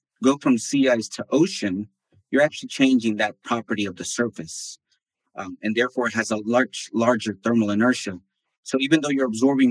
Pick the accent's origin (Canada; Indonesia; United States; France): United States; also born or lived in Bolivia; I moved when I was 4 years old. So I grew up in the States